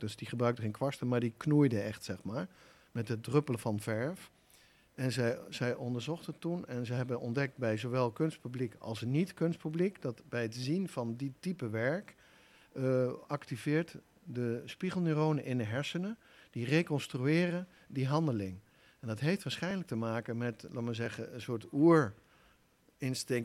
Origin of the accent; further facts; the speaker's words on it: Achterhoek, Gelderland, Netherlands; also born or lived in Nijmegen; getogen in de Achterhoek